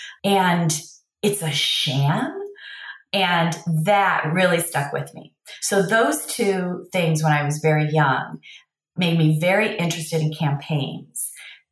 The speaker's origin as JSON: {"language": "English", "town": "Cleveland", "region": "Ohio", "country": "United States", "tie": "born or raised there", "accent": "Midwest", "moved": "yes", "said": "I am from the Midwest. And so I grew up just outside of Cleveland, Ohio, on the west side"}